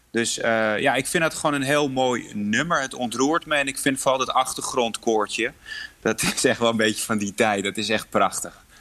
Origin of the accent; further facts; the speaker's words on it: Poland; Ik voel me heel erg verbonden met mijn, mijn moederland en mijn achtergrond.